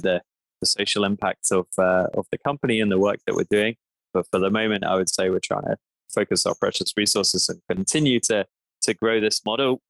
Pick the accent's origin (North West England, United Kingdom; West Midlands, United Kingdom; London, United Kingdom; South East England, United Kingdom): London, United Kingdom; I grew up in London